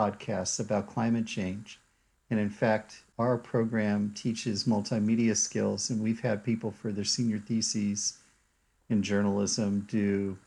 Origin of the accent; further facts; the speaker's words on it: Washington, District of Columbia, United States; also born or lived in Durham, North Carolina; now in Stanford, United States; I grew up in Washington, D.C.